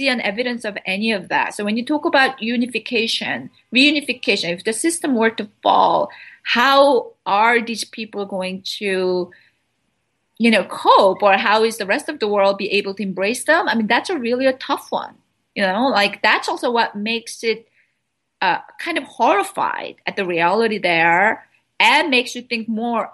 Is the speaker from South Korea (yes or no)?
yes; South Korea; moved away; I was raised in South Korea. I mean, I spent my childhood in South Korea.